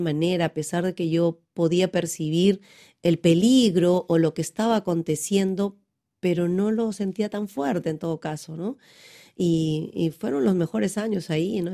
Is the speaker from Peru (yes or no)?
yes; Pucallpa, Ucayali, Peru; en Pucallpa, donde yo nací